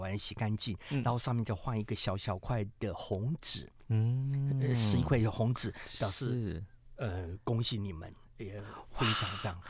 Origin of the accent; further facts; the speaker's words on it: Tainan, Taiwan; 我们去调出一个我们台南人喜欢的那个偏甜，嗯、但是不是死甜的甘味。